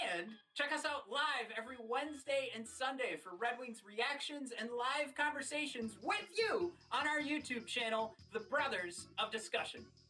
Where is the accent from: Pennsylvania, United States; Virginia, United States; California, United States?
Pennsylvania, United States; Johnstown; I grew up in Johnstown, went to those Chiefs Nailers games